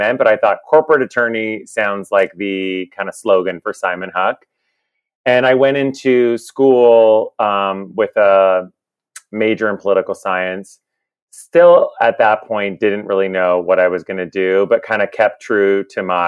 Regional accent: Kingston, Ontario, Canada; moved away as an adult; now in New York City, United States; I moved here from Kingston, Ontario. I had a relatively normal upbringing

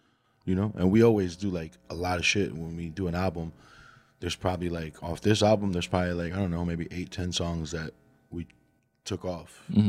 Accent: New Jersey, United States; also born or lived in Colombia; Yeah, I was born in Jersey.

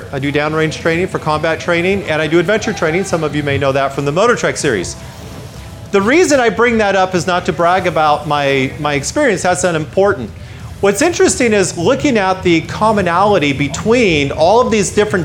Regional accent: United States; I'm from the United States. You can tell by my funny accent.

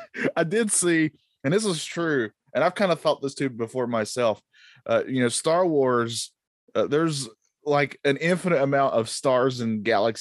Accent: North Carolina, United States; Because I'm from North Carolina, we say yonder.

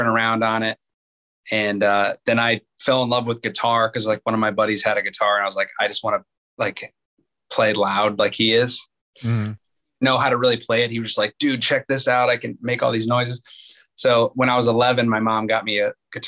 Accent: Akron, Ohio, United States; I was actually born and raised in Akron, Ohio

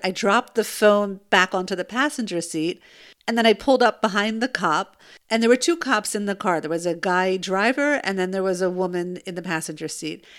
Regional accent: United States; now in Israel; I'm American

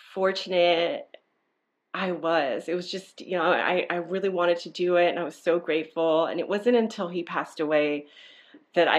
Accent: Nicaragua; now in California, United States; I'm originally from Nicaragua

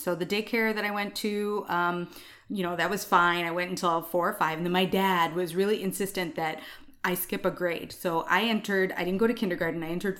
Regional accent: India; And I'm like, yes, I'm Indian.

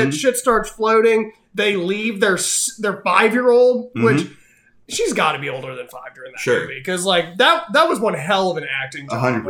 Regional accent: Texas, United States; I grew up in Texas.

